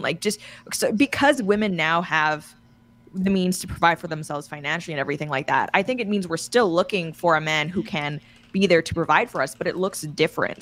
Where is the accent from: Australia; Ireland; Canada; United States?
Canada; I'm being Canadian and just being friendly